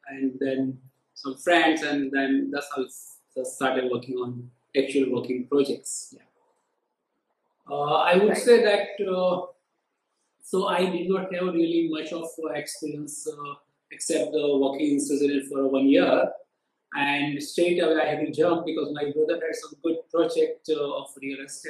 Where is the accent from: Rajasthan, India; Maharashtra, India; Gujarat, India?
Gujarat, India; Ahmedabad; I'm basically from Ahmedabad